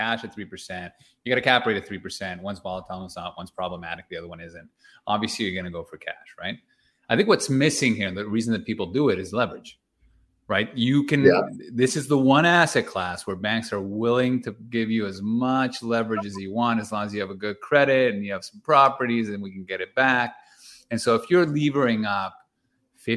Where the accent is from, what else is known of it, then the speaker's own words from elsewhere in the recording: Toronto, Ontario, Canada; we're from Toronto